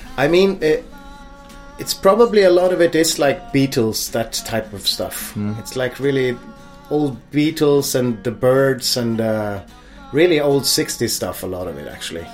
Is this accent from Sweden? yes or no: yes; Stockholm, Stockholm County, Sweden; moved away as an adult; I grew up in a typical upper middle class or middle class suburb of Stockholm.